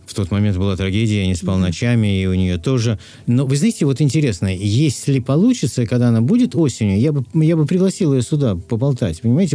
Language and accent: Russian; Moscow, Russia; moved away as an adult; в детстве в Москве мы ходили гулять в тот же садик. Наши мамы водили гулять в тот же садик. Мы, мы рядом жили, я на Тверской